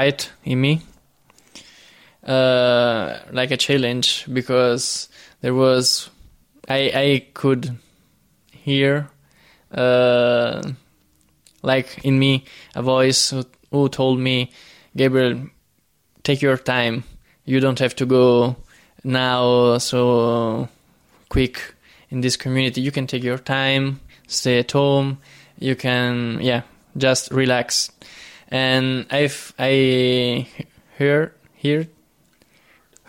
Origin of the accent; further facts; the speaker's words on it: near Naples, Campania, Italy; English is a second language; moved away as an adult; I was born in Italy, mm-hmm. South Italy, near Naples